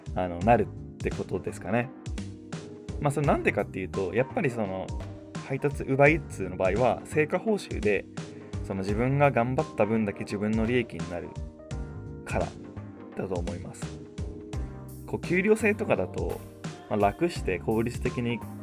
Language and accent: Japanese; Chiba, Japan; 地元の千葉から神奈川の江ノ島まであのチャリで行く